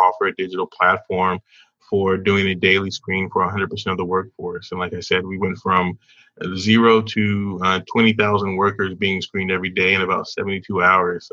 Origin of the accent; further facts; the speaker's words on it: the South, United States; moved away as an adult; also born or lived in Indiana; Born and raised in the South